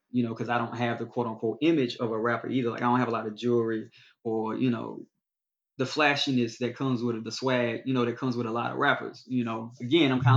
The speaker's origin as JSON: {"language": "English", "area": "the South", "region": "Alabama", "country": "United States", "said": "I'm from the South and I'm a quote lyrical rapper"}